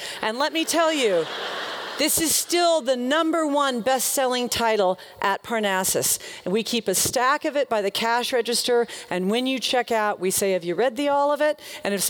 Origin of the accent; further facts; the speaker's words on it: the South, United States; I used to think, growing up in the South, I used to think that Walmart killed small towns.